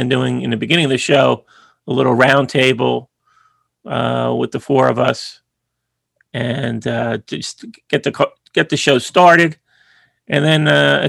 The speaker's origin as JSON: {"language": "English", "town": "Howell", "region": "New Jersey", "country": "United States", "tie": "born or raised there", "also_born_or_lived": "Bayonne, New Jersey", "said": "I've been spending a lot of time in my hometown, Howell, New Jersey, which is central Jersey"}